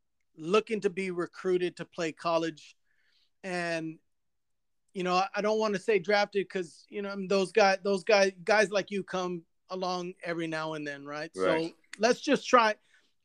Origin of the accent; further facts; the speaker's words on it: Corpus Christi, Texas, United States; I'm originally from Corpus, so baseball's God down there.